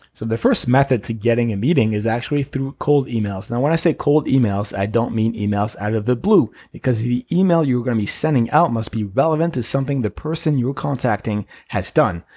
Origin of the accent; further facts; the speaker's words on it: Paris, Île-de-France, France; now in United States; I'm an immigrant from Paris who won his green card at the lottery and then became a citizen recently